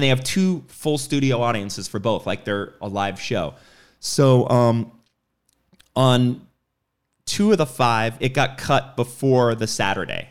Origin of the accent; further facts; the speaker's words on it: New York, United States; moved away; I grew up in New York